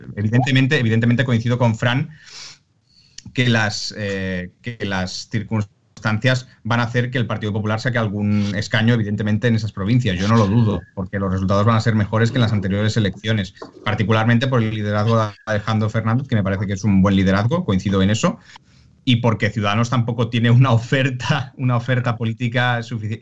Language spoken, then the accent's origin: Spanish; Catalonia, Spain; como catalán